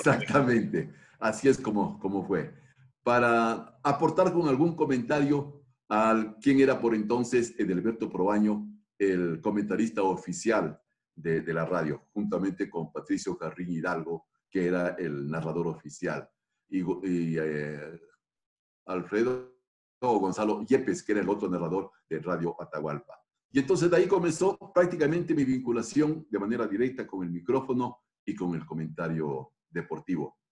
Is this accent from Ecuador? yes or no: yes; Quito, Pichincha, Ecuador; como suelen decir en mi tierra, soy quiteño de Quito